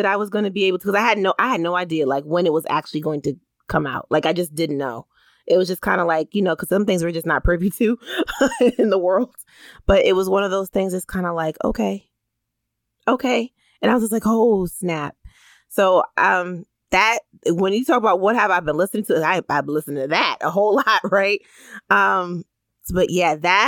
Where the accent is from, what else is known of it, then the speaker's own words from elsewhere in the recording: Bridgeport, Connecticut, United States; I'm a girl from Bridgeport